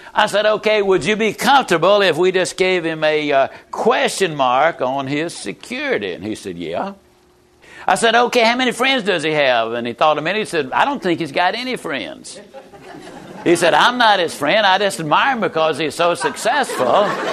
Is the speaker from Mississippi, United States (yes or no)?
yes; Yazoo City, Mississippi, United States; also born or lived in Lower Alabama; I was raised in Yazoo City, Mississippi